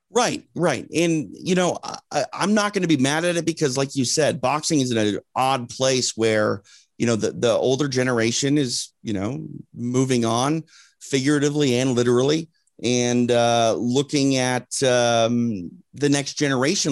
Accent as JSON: {"language": "English", "region": "Midwest", "country": "United States", "said": "I'm from the Midwest"}